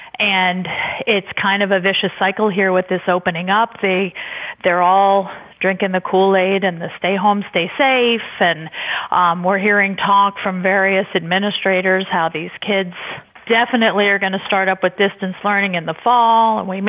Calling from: Louisville, Kentucky, United States; I'm calling from Kentucky and a conservative public school teacher, which is a rarity.

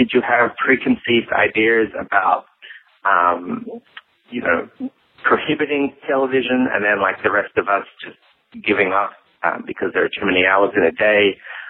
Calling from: New York, United States; I'm calling from New York.

